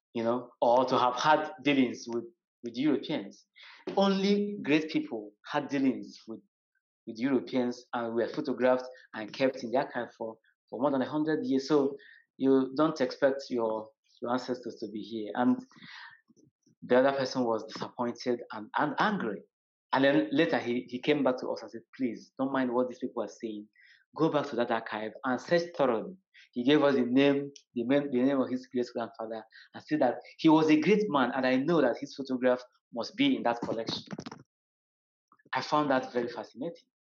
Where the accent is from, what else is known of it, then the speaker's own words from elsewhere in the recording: Nigeria; I am from Nigeria